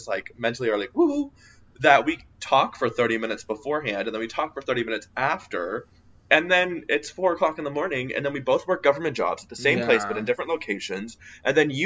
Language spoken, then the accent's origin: English; Biloxi, Mississippi, United States; moved away; I'm back at my hometown, the Biloxi